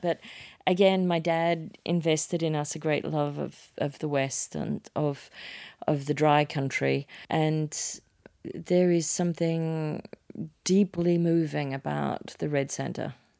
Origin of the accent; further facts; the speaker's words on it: Sydney, New South Wales, Australia; moved away; I was a kid from Manly in Sydney